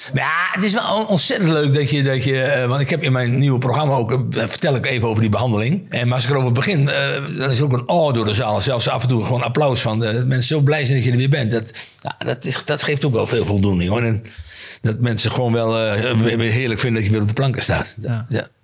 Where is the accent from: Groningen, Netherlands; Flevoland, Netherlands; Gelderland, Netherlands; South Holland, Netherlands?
Groningen, Netherlands; Veendam; now in Groningen, Netherlands; ik heb daar een hele mooie jeugd gehad in, in een klein dorpje